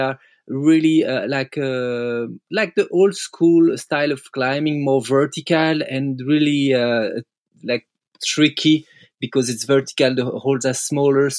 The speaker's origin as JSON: {"language": "English", "country": "Belgium", "second_language": "English", "said": "me and Seb, we grew up climbing in Freyr. It's the Belgium crag"}